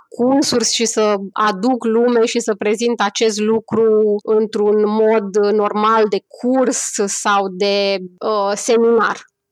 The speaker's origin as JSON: {"language": "Romanian", "country": "Romania", "moved": "yes", "said": "noi ca români datorită experiențelor și datorită lucrurilor pe care le-am trăit"}